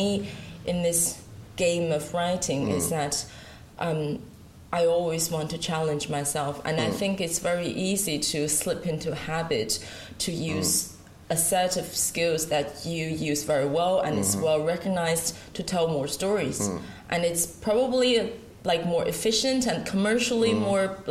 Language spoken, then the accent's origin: English; Sichuan, China; English is a second language; moved away as an adult; now in Ireland; I've always lived in China. I've always actually lived in my hometown